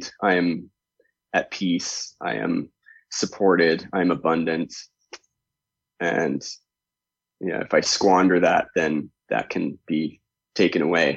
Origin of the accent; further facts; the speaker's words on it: Canada; I grew up in Canada